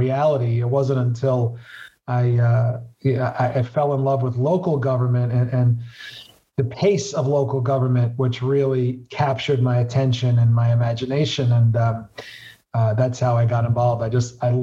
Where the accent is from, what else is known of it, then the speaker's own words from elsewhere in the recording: New York City, New York, United States; I represent the neighborhoods where I grew up in Southwest Brooklyn